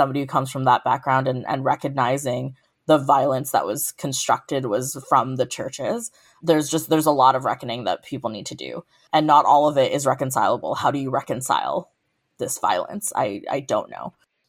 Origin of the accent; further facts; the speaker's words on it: South Africa; now in Canada; For me, I'm also South African